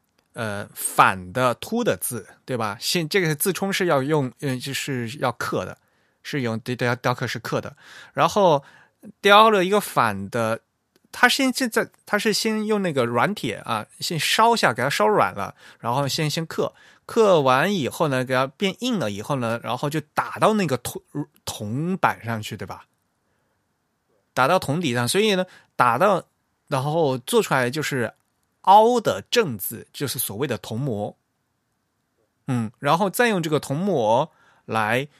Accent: China; 并不是我们所谓的什么呃四大发明啊，我们中国人的传统啊，什么什么的

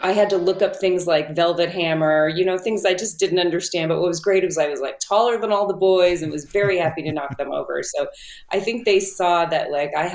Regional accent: Southern California, United States; I'm from Southern California.

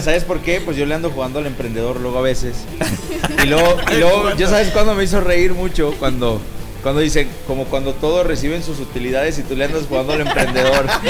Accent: Mexico; especialmente como mexicanos

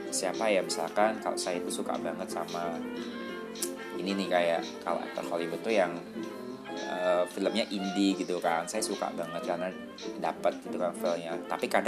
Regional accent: Bali, Indonesia; saya juga dari kecil kan udah di Bali

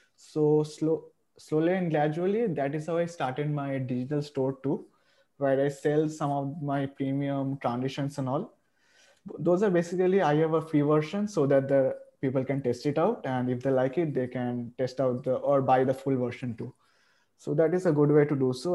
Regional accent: India; I am from India

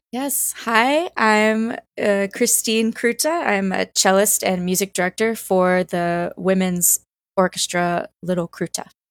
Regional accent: Greenville, South Carolina, United States; I grew up in Greenville, South Carolina.

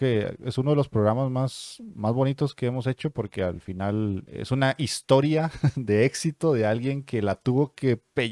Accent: Venezuela; now in Chile; no es igual ser gamer actualmente en Venezuela, mi país natal, a ser un gamer en Chile, el país que me ha dado las opciones y oportunidades

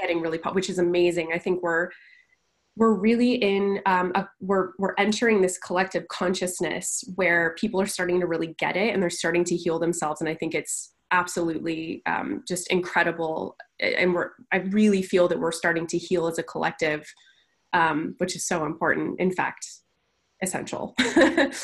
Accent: California, United States; now in Las Vegas, United States; I'm from a relatively small town in California

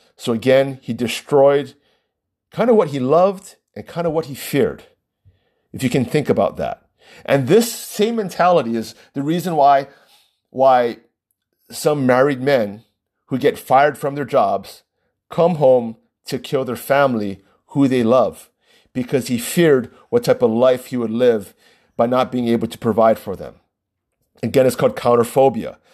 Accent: Hawaii, United States; I come from Hawaii

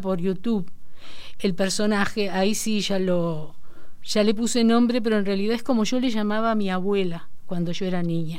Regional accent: Florida, Uruguay; also born or lived in Castillos, Rocha, Uruguay; me crié en Florida, en realidad, 25 ah. años

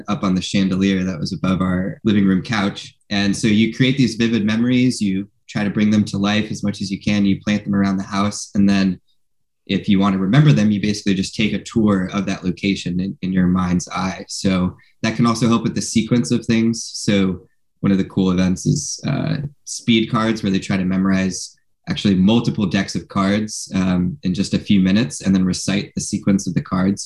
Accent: West Hartford, Connecticut, United States; now in San Francisco, United States; the house that I grew up in back in West Hartford, Connecticut

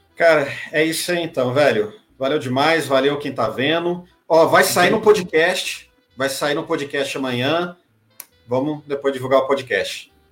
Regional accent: Santa Helena de Goiás, Goiás, Brazil; Santa Helena, que é perto, que é, que é a cidade que meus pais moram, é onde eu nasci e cresci

